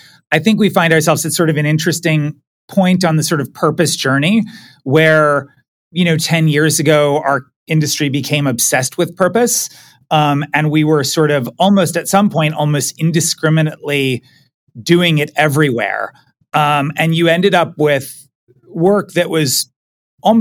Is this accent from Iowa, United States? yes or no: no; Pittsburgh, Pennsylvania, United States; moved away; I am originally from Pittsburgh, Pennsylvania. Moved around a little bit as a kid, but Pittsburgh is my hometown.